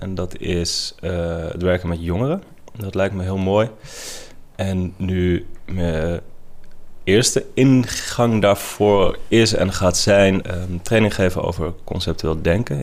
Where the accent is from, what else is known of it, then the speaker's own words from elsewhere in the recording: Netherlands; ik kom uit Nederland